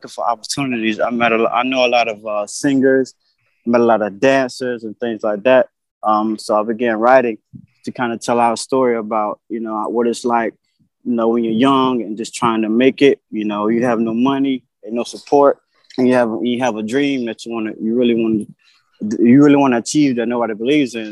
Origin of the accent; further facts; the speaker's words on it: Blakely, Georgia, United States; moved away as an adult; also born or lived in Connecticut; now in New York City, United States; I'm from Blakely, Georgia. Born and raised